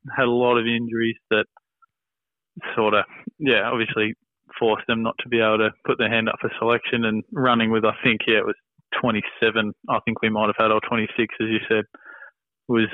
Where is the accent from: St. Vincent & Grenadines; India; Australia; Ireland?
Australia; Trafalgar, Victoria; I grew up in Gippsland, a small town called Trafalgar, played local footy there